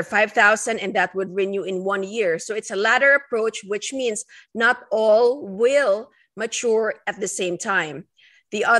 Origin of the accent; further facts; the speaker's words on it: Philippines; moved away as an adult; now in United States; I am an immigrant. I came from the Philippines. And coming in here in 2004 to start my residency training program